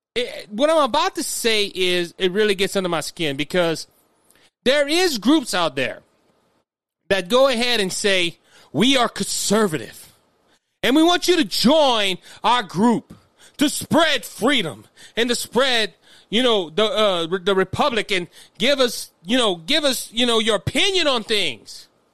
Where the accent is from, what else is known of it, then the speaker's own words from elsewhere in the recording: Cajun, Louisiana, United States; I'm, I'm Cajun